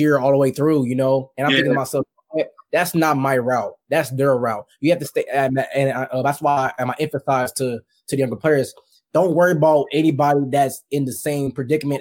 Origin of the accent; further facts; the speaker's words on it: Bay Area, California, United States; moved away as an adult; now in Los Angeles, United States; Growing up in the Bay Area, I was a 49ers fan growing up.